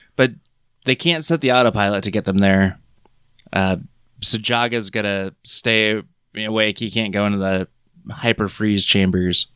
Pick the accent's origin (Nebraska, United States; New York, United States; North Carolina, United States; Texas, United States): Nebraska, United States; Crete; me growing up in Crete, Nebraska, watching Thundercats after school